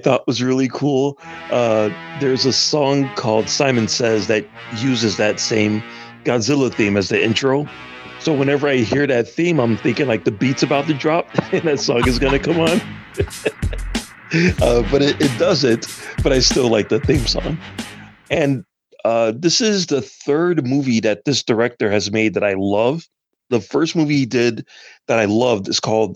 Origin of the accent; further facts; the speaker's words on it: Chicago, Illinois, United States; growing up in Chicago